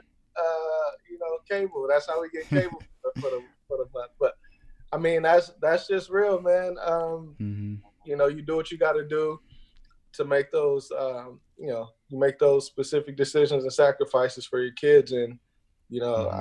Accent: Inglewood, California, United States; I grew up out in Los Angeles, uh, Inglewood to be specific

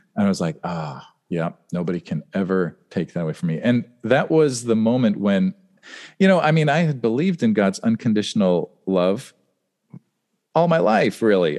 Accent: Western Pennsylvania near Pittsburgh, United States; moved away as an adult; also born or lived in Los Angeles, California / Germany; we moved to Western Pennsylvania near Pittsburgh, and, um, then I lived there from sixth grade through college

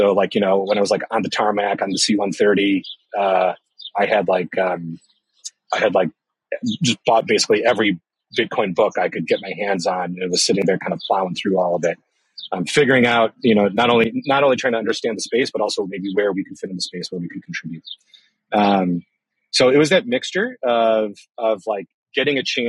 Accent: Chicago, Illinois, United States; I was born and raised in Chicago

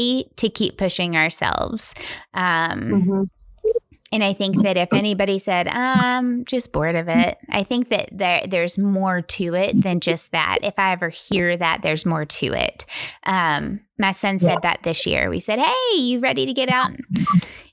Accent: West Tennessee, United States; in West Tennessee, there's a coyote hunt that they have every year near my hometown

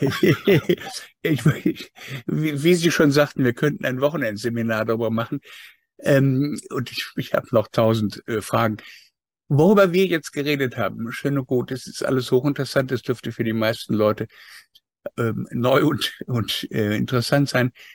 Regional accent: Germany; Bei uns in Deutschland

